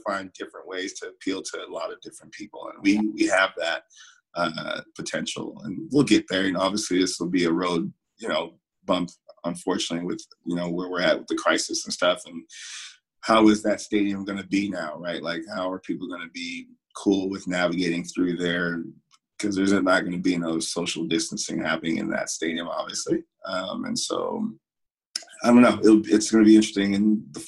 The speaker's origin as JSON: {"language": "English", "region": "Florida", "country": "United States", "moved": "as an adult", "said": "I'm coming from Florida"}